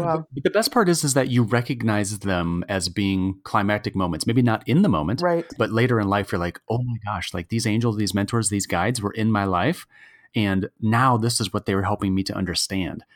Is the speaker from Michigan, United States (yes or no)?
yes; Michigan, United States; we both were born and raised in Michigan